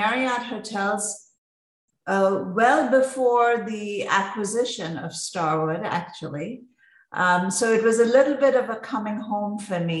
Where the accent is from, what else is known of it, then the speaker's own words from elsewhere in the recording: Mumbai, Maharashtra, India; I grew up in Mumbai, India